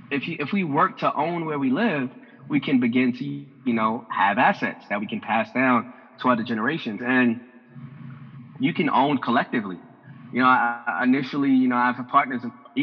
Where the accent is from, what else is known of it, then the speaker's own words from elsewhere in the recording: Harlem, New York, United States; especially for, you know, people like us growing up in Harlem and our demographic to grasp